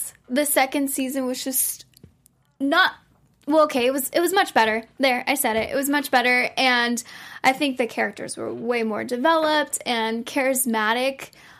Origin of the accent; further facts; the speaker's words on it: Texas, United States; as a Texan